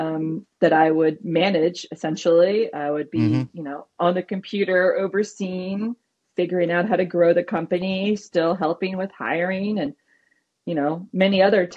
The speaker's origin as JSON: {"language": "English", "town": "Potomac", "region": "Maryland", "country": "United States", "tie": "born or raised there", "also_born_or_lived": "Los Angeles, California", "lives_now": "Frederick, United States", "said": "I had grown up in Montgomery County in Potomac"}